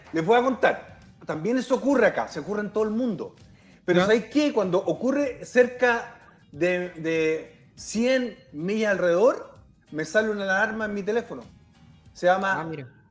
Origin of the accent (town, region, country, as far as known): Chile